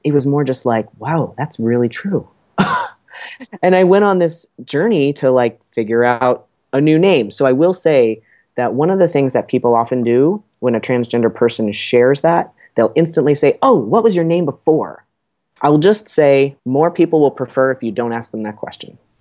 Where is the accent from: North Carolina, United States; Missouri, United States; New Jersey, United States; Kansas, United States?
New Jersey, United States; moved away as an adult; also born or lived in Boston; I'm from New Jersey